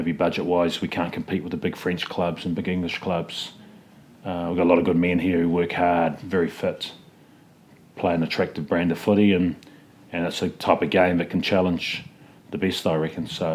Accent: New Zealand; moved away as an adult

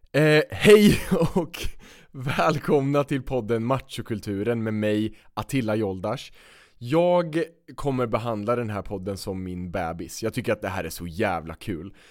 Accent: Östergötland, Sweden; vi växte upp i olika städer men väldigt nära varandra i mm. Östergötland

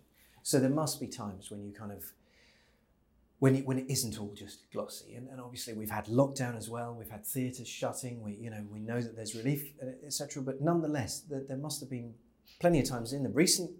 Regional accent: the Northeast, North East England, United Kingdom; We're kindred spirits from the Northeast

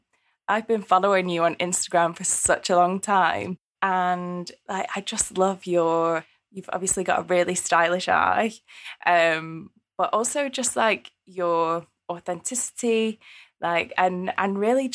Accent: East Midlands, United Kingdom; I'm from Derbyshire. I'm from the Peak District, and I've been away for like 10 years. And so my accent, I think my accent's really weird now.

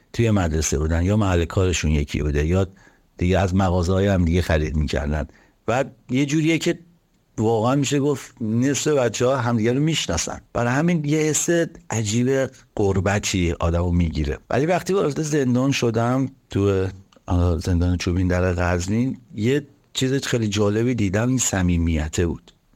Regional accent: Tehran, Tehran Province, Iran; من که بچه تهران هستم

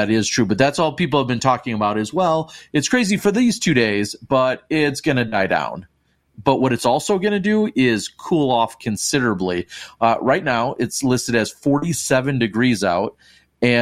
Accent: Wisconsin, United States; I'm from Wisconsin.

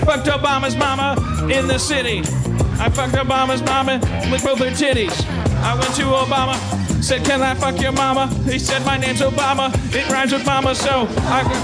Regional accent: Milwaukee, Wisconsin, United States; also born or lived in California; now in Los Angeles, United States; growing up in Wisconsin

